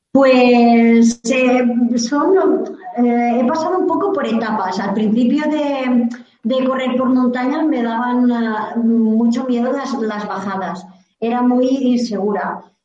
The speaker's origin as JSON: {"language": "Spanish", "area": "Vilafamés/Villabella, Castellón", "region": "Valencian Community", "country": "Spain", "said": "mi pueblo, de aquí en, villabella en, Castellón"}